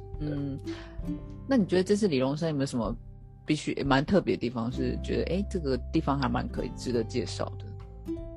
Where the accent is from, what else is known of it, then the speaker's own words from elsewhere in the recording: Taiwan; 身为台湾人